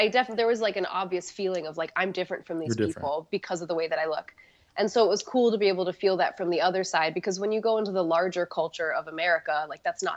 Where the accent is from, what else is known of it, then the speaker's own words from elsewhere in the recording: Hawaii, United States; moved away; Hawaii. Yeah, I grew up in Hawaii